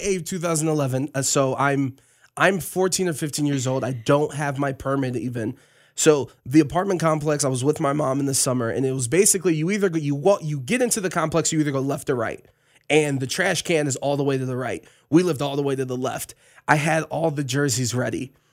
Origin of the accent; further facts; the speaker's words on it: Cleveland, Ohio, United States; growing up in Cleveland, there's a grocery store called Marks